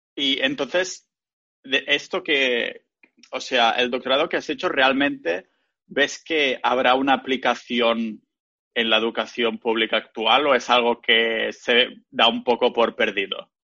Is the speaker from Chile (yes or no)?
no; Spain; now in Estonia; del pueblo de la villa donde voy a España, mi ciudad natal